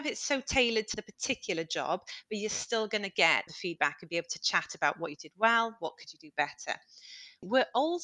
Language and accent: English; United Kingdom; as British people